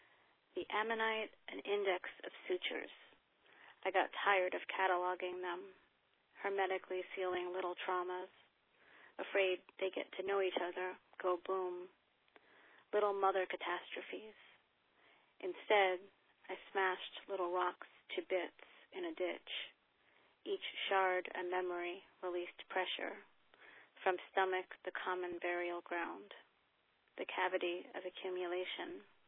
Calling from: Ukiah, California, United States; I'm calling from Ukiah, California.

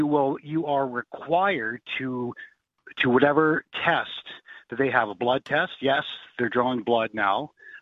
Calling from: Canada; now I'm calling from Canada.

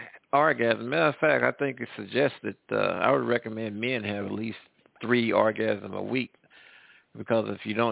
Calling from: Midwest, United States; I'm calling from the Midwest.

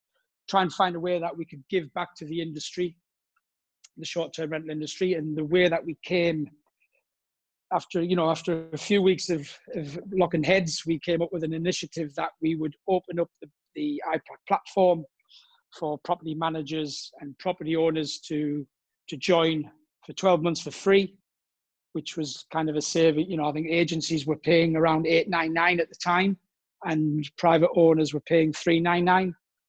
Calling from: Cannes, Provence-Alpes-Côte d'Azur, France; Today I'm in Cannes, south of France.

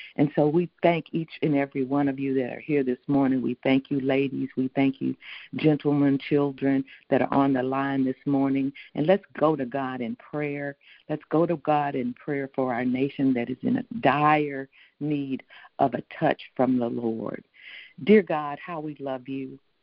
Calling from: Houston, Texas, United States; calling in from Houston, Texas

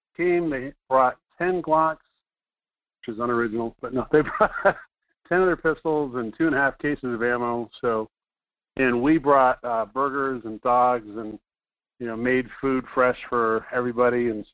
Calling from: Fairbanks, Alaska, United States; from Fairbanks.

